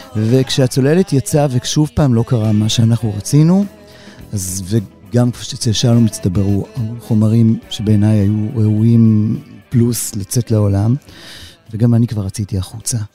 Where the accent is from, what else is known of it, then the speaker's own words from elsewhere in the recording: Tel Aviv, Tel Aviv District, Israel; אני יליד תל אביב